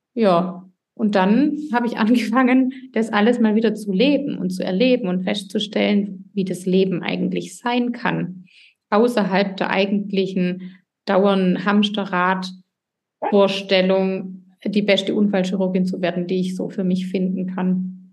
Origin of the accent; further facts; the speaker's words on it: Swabia, Germany; accent: Swabian; ich komme aus dem Schwabenland, wie man hört